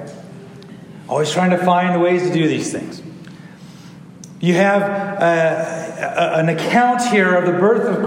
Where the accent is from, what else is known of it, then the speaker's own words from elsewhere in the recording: Lindsay, California, United States; If I had to go back to my hometown for that, I would have to be going to Lindsay, California, where I was born.